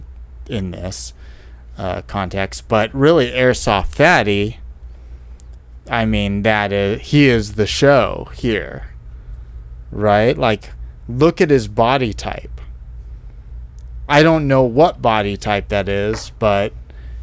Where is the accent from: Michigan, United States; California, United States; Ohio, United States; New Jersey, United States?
California, United States; Silicon Valley; I'm from Silicon Valley